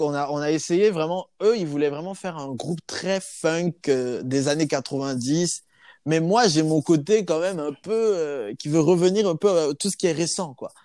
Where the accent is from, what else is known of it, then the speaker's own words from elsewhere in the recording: Côte d’Ivoire; moved away as an adult; also born or lived in Clermont-Ferrand, France; now in Bordeaux, France; Je suis ivoirien de base et je suis venu en, France pour, euh, voilà, pour euh, continuer mes études.